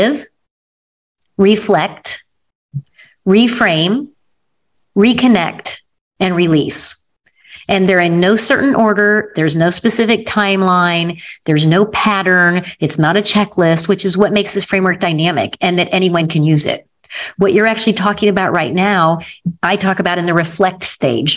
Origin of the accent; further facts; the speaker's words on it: Missouri, United States; I come from the Show Me State in Missouri